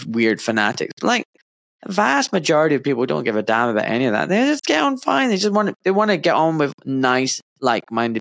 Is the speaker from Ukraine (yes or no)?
no; Scotland, United Kingdom; moved away as an adult; now in England; I was born in Scotland, and I grew up, you know, in Scotland for 26 years, and then I moved down south to England, and I live here now.